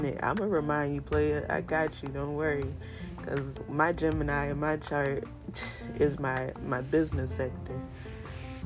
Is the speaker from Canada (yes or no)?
no; Charleston, South Carolina, United States; accent: Geechee; I'm from Charleston, South Carolina, and I'm Geechee at the soul of me